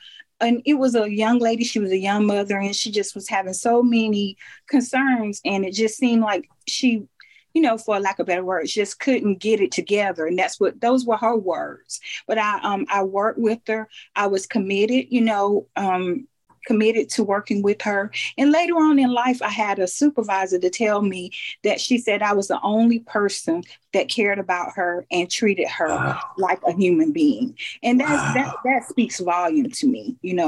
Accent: Phenix City, Alabama, United States; I'm from Phenix City, Alabama.

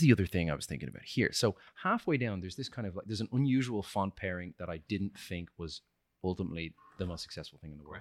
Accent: Ireland; I shouldn't say chips. I'm Irish. Crisps

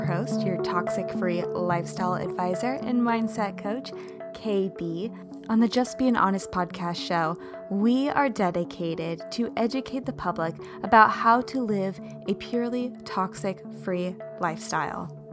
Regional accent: Kansas City, United States; moved away; I'm originally from Kansas City

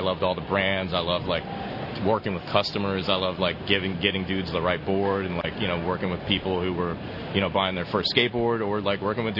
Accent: Georgia, United States; I'm from Georgia

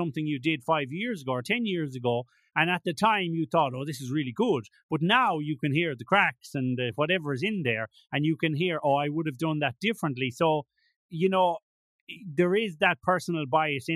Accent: Tuam, Connacht, Ireland; moved away as an adult; also born or lived in Madrid, Spain; now in Alicante, Spain; I'm from Corrifin, obviously, but growing up in and around Tume and going to school there

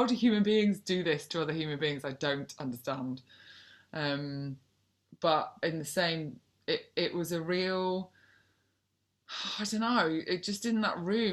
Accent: North Wales, United Kingdom; moved away; I'm from North Wales originally.

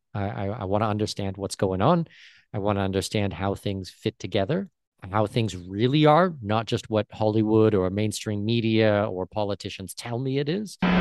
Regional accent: Southwestern Ontario, Canada; now in Panama City, Panama; born and raised Southwestern Ontario. I'm Canadian.

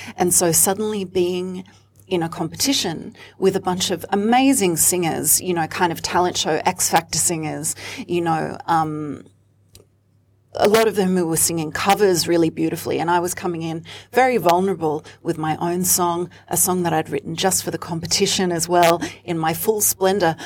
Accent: Sydney, New South Wales, Australia; moved away as an adult; now in Melbourne, Australia; I'm actually from Sydney. I grew up in Sydney in queer spaces as a DJ, as a performer, as a front woman of those bands

